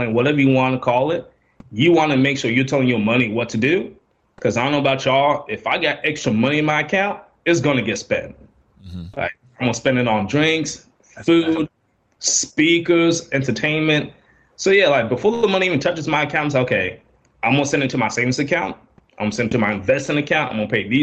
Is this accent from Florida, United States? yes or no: yes; Orlando, Florida, United States; also born or lived in Dallas, Texas; now in Atlanta, United States; I'm originally from Orlando, Florida